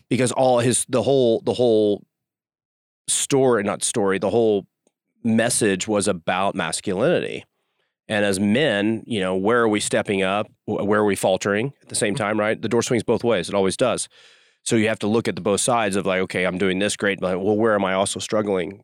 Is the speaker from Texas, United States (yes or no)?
yes; Dallas, Texas, United States; moved away as an adult; also born or lived in Houston, United States; now in Utah, United States; I'm a Texan at heart. I grew up in Dallas, went to school at University of Houston.